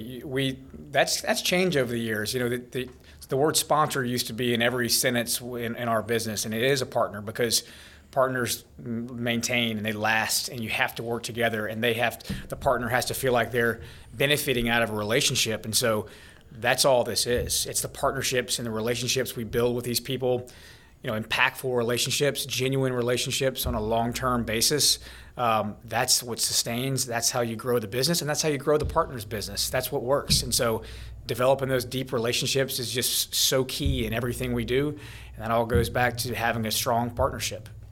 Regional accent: Baton Rouge, Louisiana, United States; I grew up in Baton Rouge, obviously. I went to Catholic High School right down the road

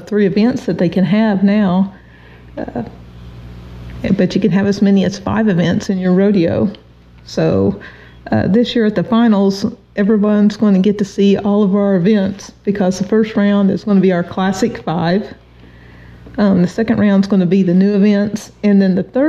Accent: Washington County, Oklahoma, United States; I grew up in Washington County

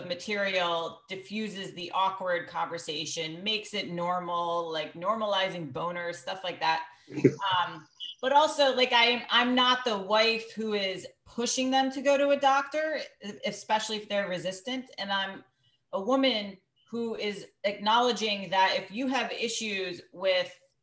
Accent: Greenwich, Connecticut, United States; I grew up in Greenwich, Connecticut, where there's 9 golf clubs

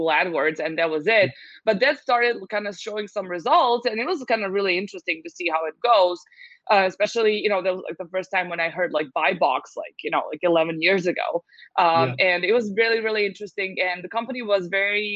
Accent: Serbia; also born or lived in United States; I happen to be born and raised in Serbia, so this is where my base is

